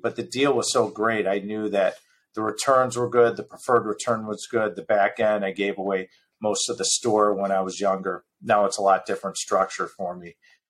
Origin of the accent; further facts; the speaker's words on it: Midwest, United States; You have to remember, I'm from the Midwest. We still own property in the Midwest.